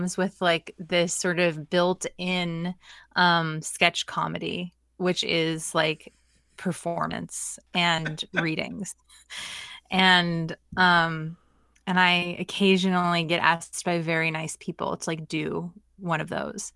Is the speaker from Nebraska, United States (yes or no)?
no; Portland, Oregon, United States; I grew up in Portland, Oregon